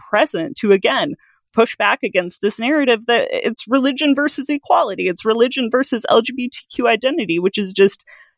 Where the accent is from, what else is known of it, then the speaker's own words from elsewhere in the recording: Midwest, United States; moved away; growing up in the Midwest in a very conservative area